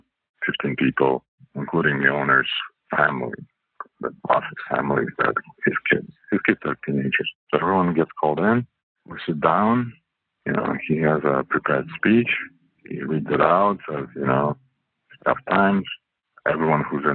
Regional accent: Canada; English is a second language; moved away as an adult; also born or lived in Russia / Hong Kong / China; now in California, United States; English is not my first language. It's actually my third. So I speak French as my second language. Grew up in Canada. I'm Russian originally

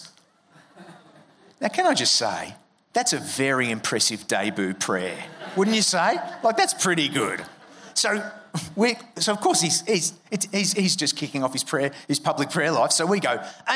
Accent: Melbourne, Victoria, Australia; I'm from Melbourne, so I was at Monash University studying an arts degree

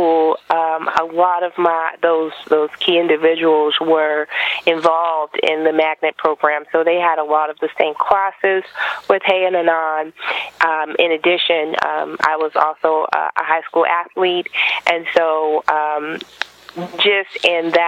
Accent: Baltimore County, Maryland, United States; moved away as an adult; also born or lived in Inglewood, California / Portland, Oregon; now in Spokane, United States; a lot of people that lived in Baltimore County, where I grew up, were Black, Arab, Asian, and Jewish

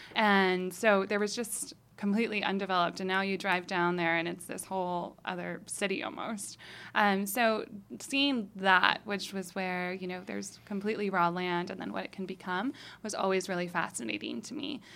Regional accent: Boulder City, Nevada, United States; growing up in Boulder City.

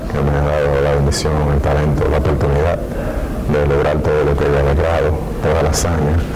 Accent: Dominican Republic; mi pueblo, la República Dominicana.

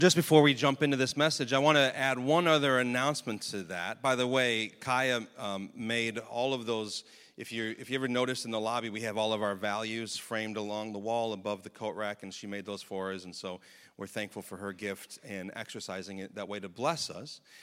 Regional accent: United States; as American citizens

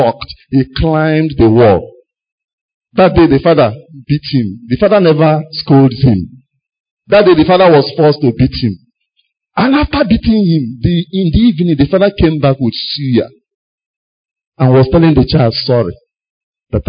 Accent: Enugu, Enugu State, Nigeria; an Enugu boy. I grew up in Enugu.

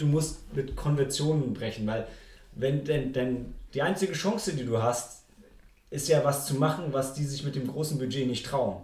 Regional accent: Germany; als Deutscher

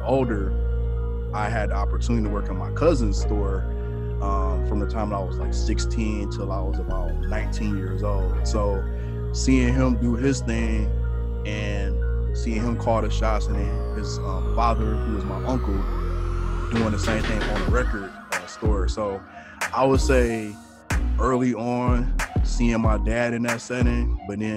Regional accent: Detroit, Michigan, United States; moved away as an adult; now in Minnesota, United States; born and raised in Detroit, Michigan. Spent the vast majority of my life in Detroit until I moved to Minnesota, the Twin Cities area.

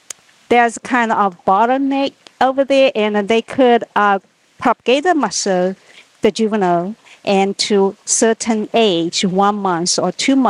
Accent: China; moved away as an adult; now in United States; originally, I'm from China.

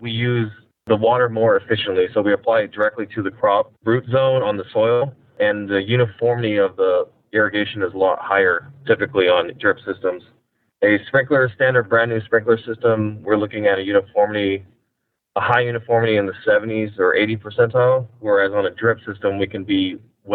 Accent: Salinas Valley, California, United States; also born or lived in San Luis Obispo, California; I grew up in the Salinas Valley

